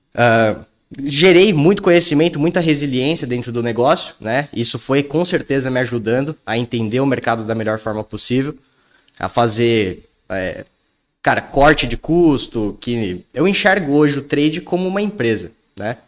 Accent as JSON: {"language": "Portuguese", "region": "São Paulo", "country": "Brazil", "said": "eu sou aqui de São Paulo, então, pô, aqui na Faria Lima"}